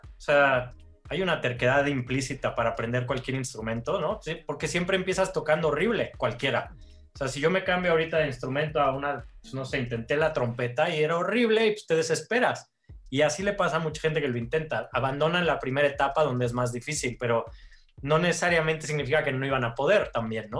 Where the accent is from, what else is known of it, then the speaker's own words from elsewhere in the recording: Mexico; mi jefa mexicana